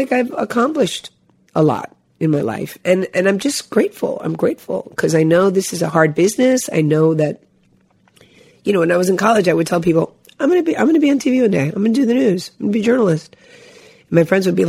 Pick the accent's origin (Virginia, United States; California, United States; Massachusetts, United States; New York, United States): New York, United States; Long Island; also born or lived in Cuba / Hialeah, Florida; I grew up in Long Island, New York